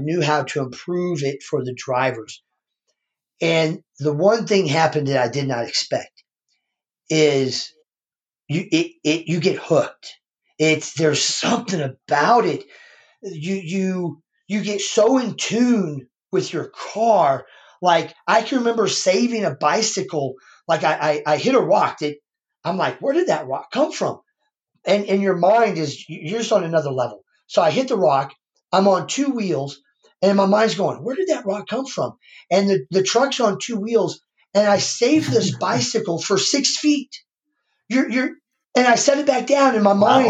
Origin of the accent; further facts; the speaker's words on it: Missouri, United States; I'm from the Show Me State